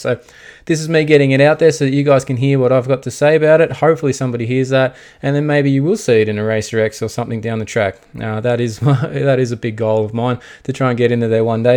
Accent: Australia; we are Australian

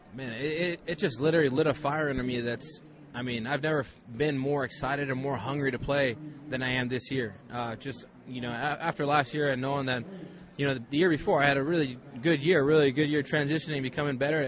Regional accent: Hawaii, United States; moved away as an adult; now in St. Louis, United States; growing up in Hawaii

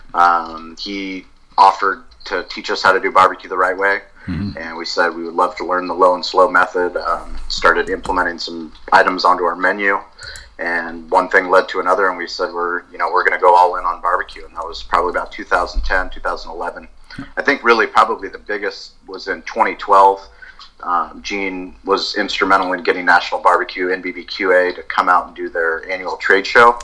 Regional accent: San Diego, California, United States; also born or lived in Colorado; I grew up in San Diego

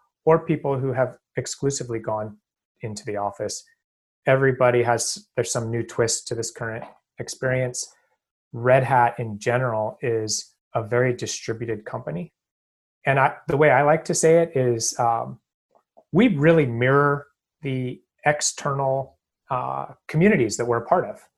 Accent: Portland, Oregon, United States; moved away as an adult; also born or lived in Boston area; now in Boston, United States; I'm out here in the Boston area. I'm from Portland, Oregon.

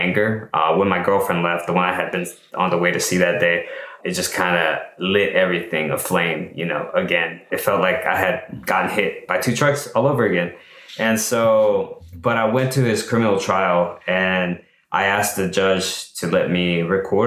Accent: El Salvador; now in United States; I'm from El Salvador, right? An immigrant, and my family raised us to be like outstanding citizens, to earn our rights to live here, right? In the US

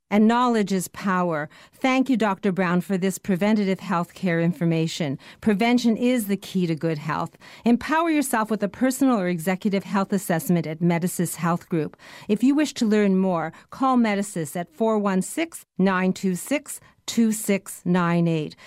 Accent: Canada; as a Canadian

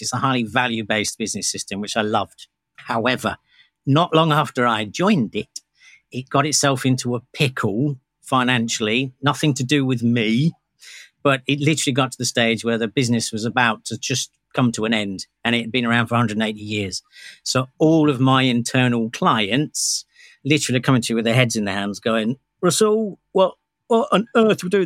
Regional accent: United Kingdom; I'm British.

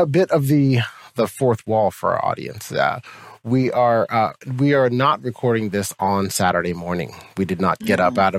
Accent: United States; So I thought, wait, I'm an American.

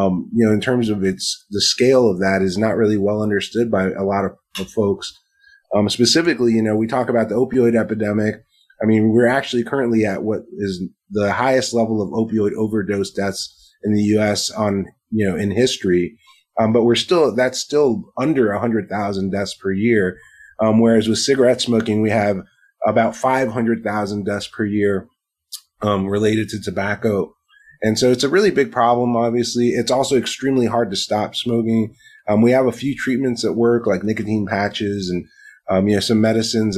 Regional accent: Miami, Florida, United States; moved away; when I was growing up in Miami, when I was going to high school

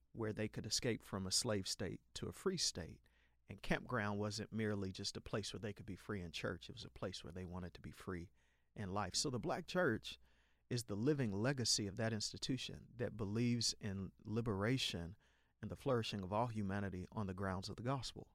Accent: Chicago, Illinois, United States; I was born December eighteen in Chicago on the far south side

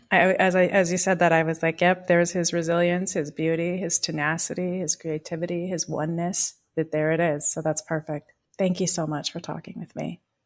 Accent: Pacific Grove, California, United States; I come from Pacific Grove, so Butterfly Town, U S

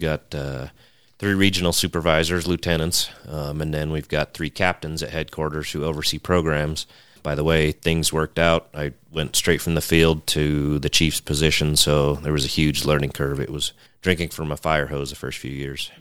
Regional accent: Western Nevada, United States; also born or lived in Montana; Growing up around Western Nevada

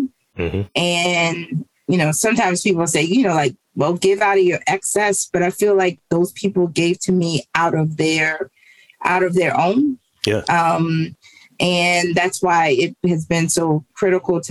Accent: Baltimore, Maryland, United States; grew up in East Baltimore. I've always lived in East Baltimore

